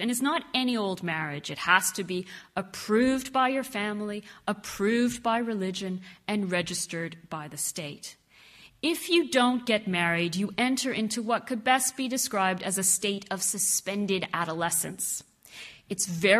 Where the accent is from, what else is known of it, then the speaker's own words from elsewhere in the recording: Canada; I am half Egyptian, I am Muslim, but I grew up in Canada, very far from my Arab roots.